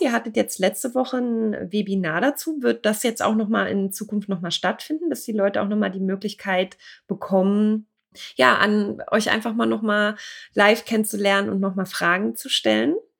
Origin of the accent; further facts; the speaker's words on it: Germany; wir als Deutsche